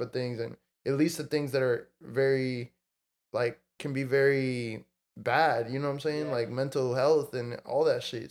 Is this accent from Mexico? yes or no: yes; Mexico; now in United States; I was born in Mexico and I, I, I grew up in Mexico for part of life and then I moved to the states.